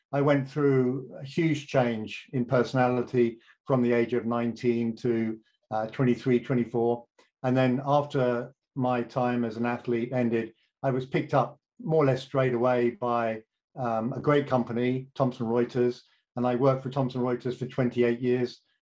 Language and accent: English; United Kingdom; accent: British; moved away as an adult; now in St. Paul, United States; my accent uh, has been stubbornly British for as long as we've known each other